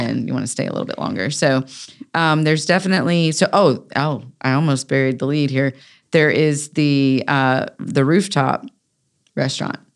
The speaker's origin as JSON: {"language": "English", "town": "Raleigh", "region": "North Carolina", "country": "United States", "tie": "born or raised there", "said": "I grew up on North Hills Drive"}